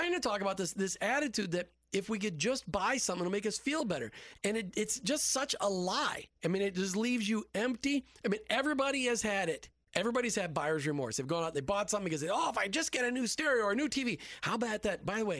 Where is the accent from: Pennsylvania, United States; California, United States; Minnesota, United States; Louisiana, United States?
Minnesota, United States; now in Tampa Bay, United States; We grew up in Minnesota. Heat was important there. Heat is not important here in Tampa Bay.